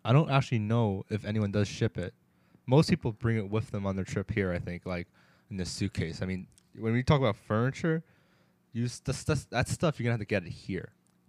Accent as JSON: {"language": "English", "region": "New York", "country": "United States", "moved": "as an adult", "lives_now": "Boston, United States", "said": "I'm from New York"}